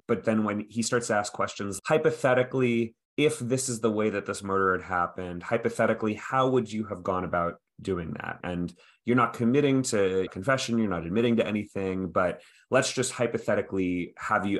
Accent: Texas, United States; I grew up in Texas

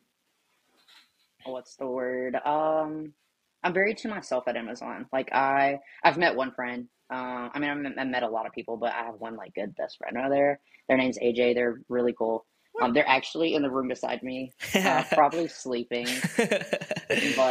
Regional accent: Alabama, United States; also born or lived in South Carolina; I was born in Alabama. I was born and raised here

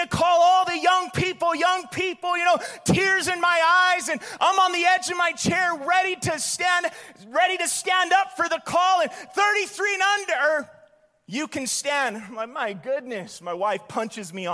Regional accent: Bullhead City, Arizona, United States; I grew up in Bullhead

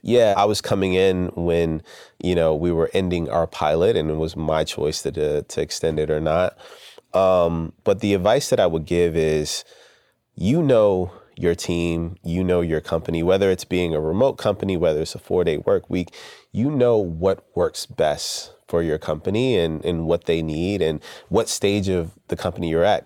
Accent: Richmond, Virginia, United States; I'm from Southside Richmond

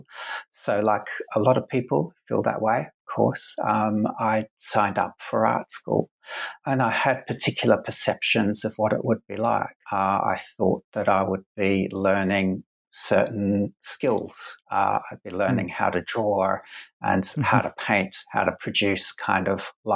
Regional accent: Adelaide, South Australia, Australia; I went to a school of art in where I grew up in Adelaide in South Australia, where I am now

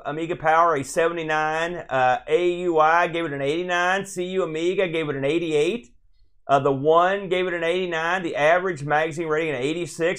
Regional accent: United States; I'm an American

